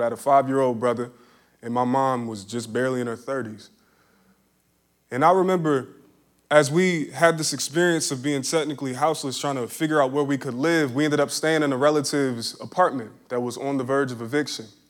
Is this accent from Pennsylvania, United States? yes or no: yes; Philadelphia, Pennsylvania, United States; growing up in Philly